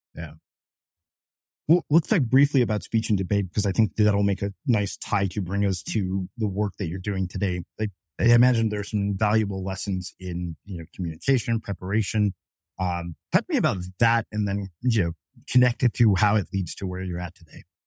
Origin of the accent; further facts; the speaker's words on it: Texas, United States; I grew up in Texas